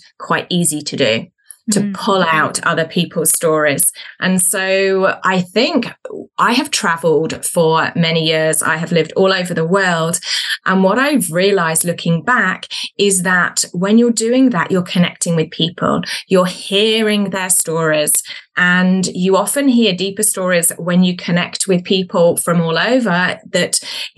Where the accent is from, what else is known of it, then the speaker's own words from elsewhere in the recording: Birmingham, West Midlands, United Kingdom; now in New Zealand; So I am originally from the UK, from the second biggest city called Birmingham. But I currently live in New Zealand